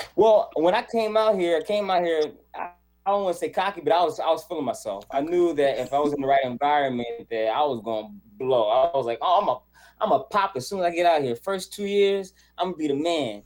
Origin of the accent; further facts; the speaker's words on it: Charlotte, North Carolina, United States; moved away as an adult; now in California, United States; I was born and raised in Charlotte, North Carolina, and then um, when I was 24 years old, I moved to California